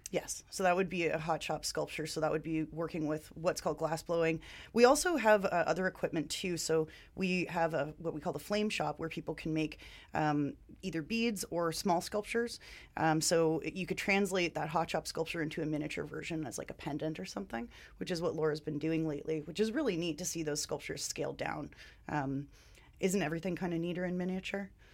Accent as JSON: {"language": "English", "region": "Ontario", "country": "Canada", "moved": "as an adult", "lives_now": "Vancouver, Canada", "said": "I am also from Ontario"}